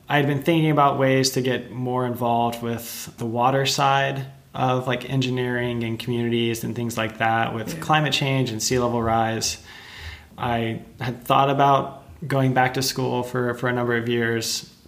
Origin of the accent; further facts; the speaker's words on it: Texas, United States; moved away; I'm originally from Texas